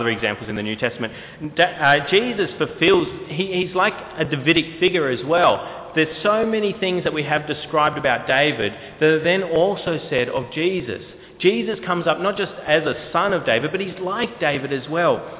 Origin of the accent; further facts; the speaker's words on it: New South Wales, Australia; also born or lived in Queensland; we moved from Queensland to New South Wales when I was fairly young, 5 years old